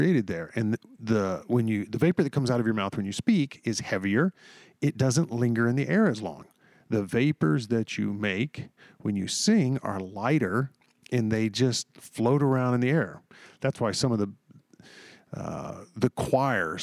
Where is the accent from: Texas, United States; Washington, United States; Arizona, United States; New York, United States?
Texas, United States; moved away; I grew up in Texas